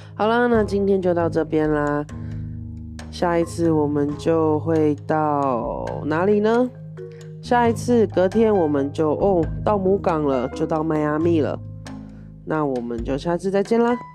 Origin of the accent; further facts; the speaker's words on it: Taiwan; 我台湾人啦